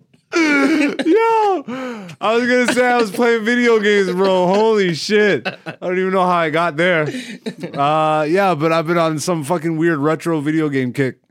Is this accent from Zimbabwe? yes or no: no; Canada; we end up going to the States as Canadian comedians